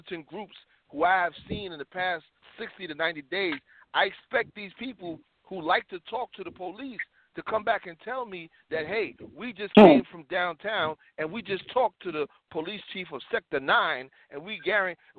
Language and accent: English; New York City, New York, United States; I'm a New Yorker